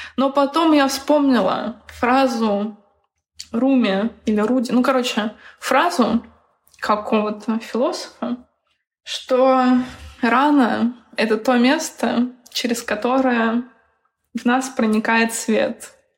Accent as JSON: {"language": "Russian", "town": "Bryansk", "region": "Bryansk Oblast", "country": "Russia", "said": "я сама из Брянска"}